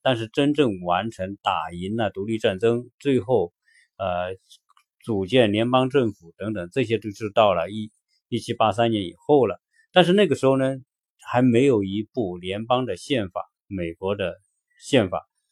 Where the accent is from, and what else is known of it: China; now in United States